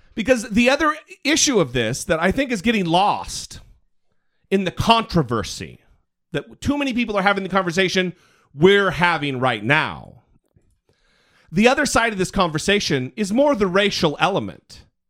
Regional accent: Idaho, United States; now in California, United States; I'm from Idaho.

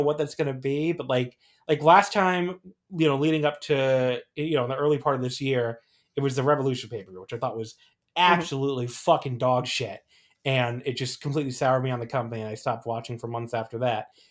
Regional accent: New Jersey, United States; I grew up a lot in New Jersey

